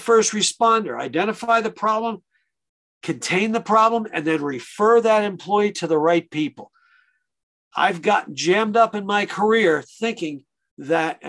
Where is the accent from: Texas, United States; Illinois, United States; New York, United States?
New York, United States; Long Island; growing up on Long Island, we had a lot of delis